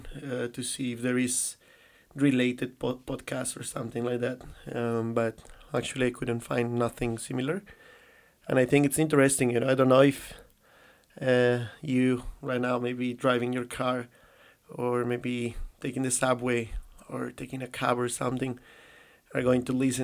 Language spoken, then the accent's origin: English; Colombia; English is a second language; moved away as an adult; now in China; I live kind of like all my childhood and, like, in Colombia, I already say it, you know, it's kind of like the tip, but I live all my childhood in my country in South America